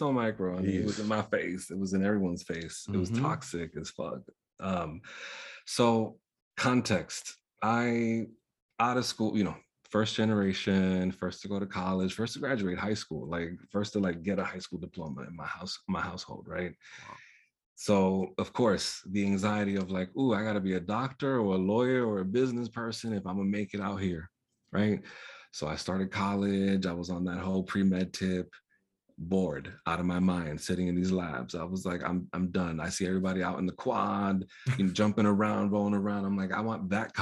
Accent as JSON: {"language": "English", "region": "New York", "country": "United States", "tie": "born or raised there", "first_language": "Spanish", "second_language": "English"}